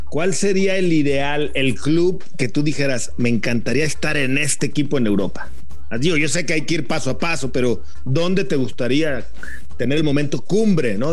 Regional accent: Torreón, Coahuila, Mexico; soy de Torreón, soy de la Laguna

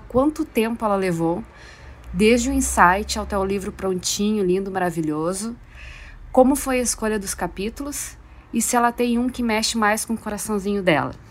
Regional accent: Porto Alegre, Rio Grande do Sul, Brazil; sou de Porto Alegre

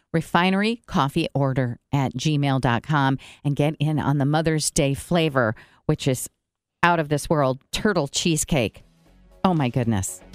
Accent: Brazil; now in Goshen, United States; I grew up in Brazil, and I, we had good coffee there

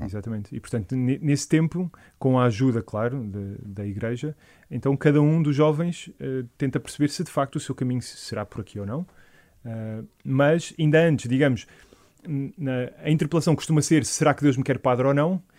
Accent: Algueirão, Lisbon, Portugal; eu sou do, da Paróquia do Algueirão

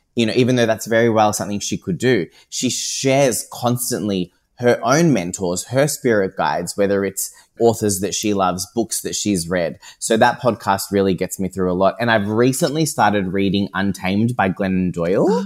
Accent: Geelong, Victoria, Australia; moved away as an adult; also born or lived in Paris; I am born and bred in Geelong

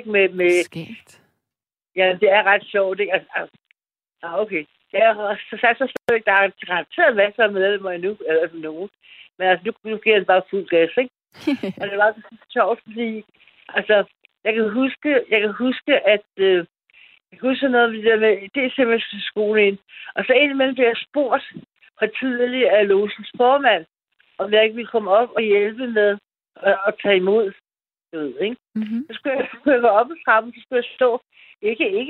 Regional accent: Gentofte, Capital Region of Denmark, Denmark; now in Copenhagen, Denmark; jeg kommer fra Gentofte.

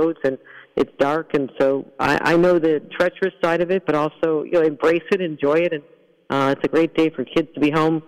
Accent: Buffalo, New York, United States; I'm from Buffalo

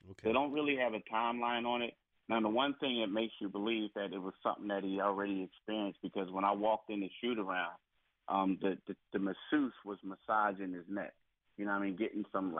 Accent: Philadelphia, Pennsylvania, United States; I did grow up in Philly

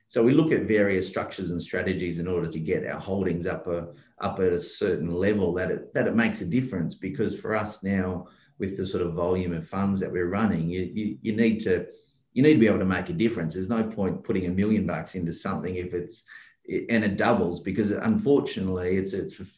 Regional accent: Perth, Western Australia, Australia; I'm from Perth and I'm in the Wild West, so to speak, and it's the resource capital of Australia

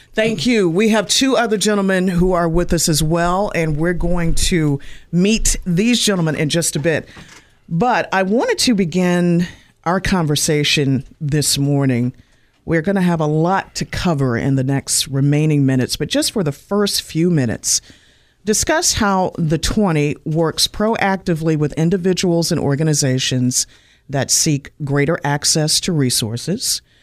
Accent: Winston-Salem, North Carolina, United States; I've lived here longer than my actual birthplace, and I have enjoyed my time literally growing up in Winston-Salem

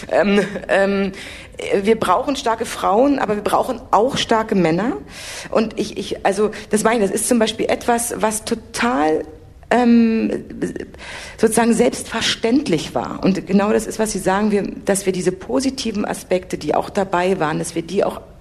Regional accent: Berlin, Germany; Ha Hamburg ist eine tolle Stadt, aber sie ist eben hanseatisch anders, als man so als Berliner ist.

